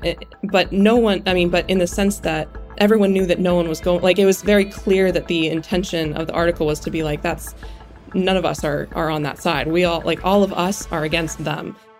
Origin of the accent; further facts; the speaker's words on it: Western Pennsylvania, United States; growing up in Western Pennsylvania